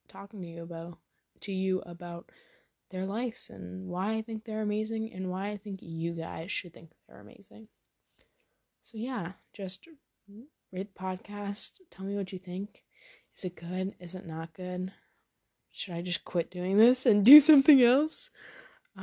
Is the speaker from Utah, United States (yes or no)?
no; near Boston, Massachusetts, United States; accent: a little Massachusetts, a little New Hampshire; also born or lived in New Hampshire; I grew up near Boston, so definitely I sound a little Massachusetts